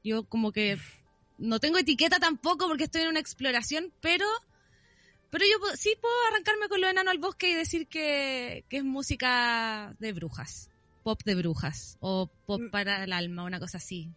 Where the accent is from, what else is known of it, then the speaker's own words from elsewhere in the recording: Viña del Mar, Valparaíso, Chile; yo soy de Viña.